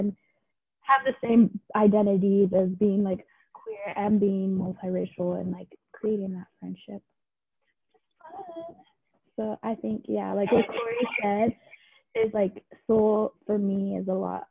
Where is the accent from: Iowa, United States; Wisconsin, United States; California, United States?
California, United States; Central Valley; moved away as an adult; now in Corvallis, United States; I'm from a very white part of California. I'm from the Central Valley. And so at our school, it was like a lot of farmers